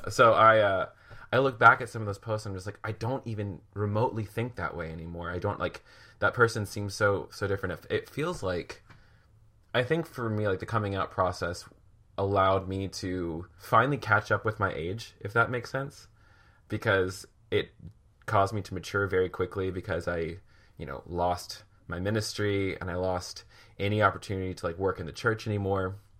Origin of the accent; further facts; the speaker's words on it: Williamsburg, Virginia, United States; I grew up in Williamsburg